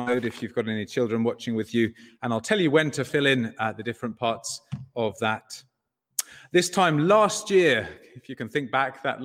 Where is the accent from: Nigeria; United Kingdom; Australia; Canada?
United Kingdom; England; moved away as an adult; also born or lived in Southampton; now in Ireland; As an Englishman